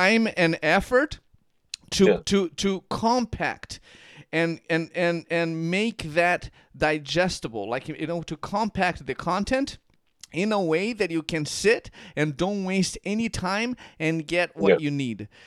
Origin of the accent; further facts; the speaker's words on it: Curitiba, Paraná, Brazil; moved away; I was born and raised in Brazil.